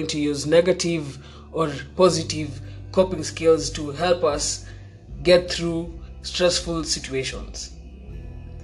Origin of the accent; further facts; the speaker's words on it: Kenya; as Kenyan youth